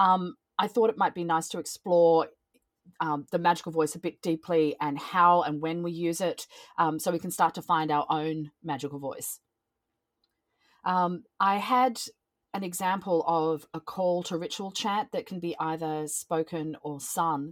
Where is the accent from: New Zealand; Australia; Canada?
Australia; I'm from Australia, so as you can hear by the accent